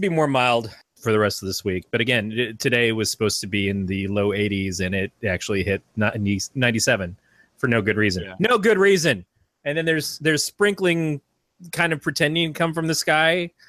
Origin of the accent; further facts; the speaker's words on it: Michigan, United States; moved away; We're from Michigan.